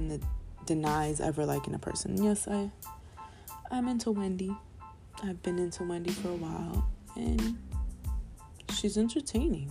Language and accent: English; New York, United States; as a New Yorker